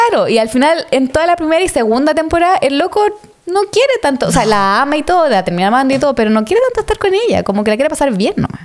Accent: Santiago, Santiago Metropolitan Region, Chile; yo soy de Recoleta. Weón. Soy de El Salto Zapadores. Soy de Zapadores.

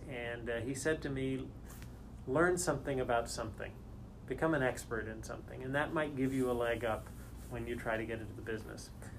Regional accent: Canada; also born or lived in United States; I am Canadian born, but I've lived in the States most of my life, but kind of grew up all over the place, grew up partly in Canada, partly in the United States.

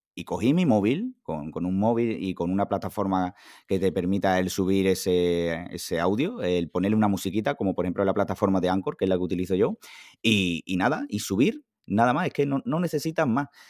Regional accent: Huelva, Andalusia, Spain; nací un 7 de septiembre de 1993 en Huelva

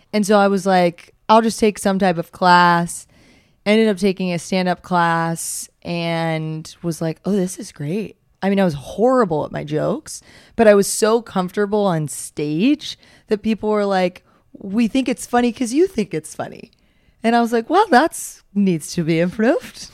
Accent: the South, United States; as a Southerner

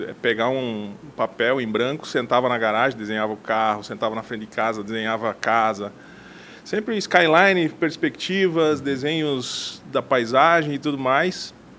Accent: Mondaí, Santa Catarina, Brazil; moved away; also born or lived in Chapecó; Eu, eu nasci em Mondaí, é uma cidade do interior do, de Santa Catarina.

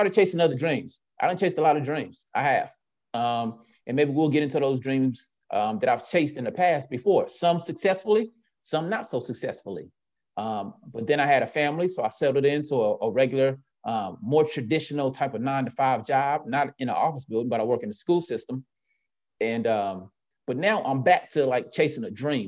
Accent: Winston-Salem, North Carolina, United States; also born or lived in Richmond; I grew up in North Carolina

